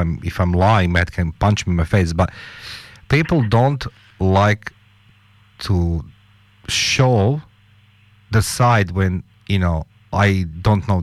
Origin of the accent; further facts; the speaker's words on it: Croatia; I'm the barbarian from Croatia